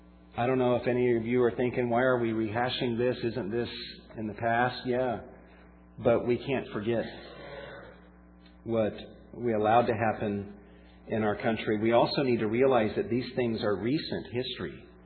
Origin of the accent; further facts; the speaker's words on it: South Carolina, United States; also born or lived in Georgia / Florida; now in California, United States; And as I grew up in the Southeast, in South Carolina, in Georgia, in Florida, I witnessed a lot of racism. In fact, it was not until we moved out to California back in 1988.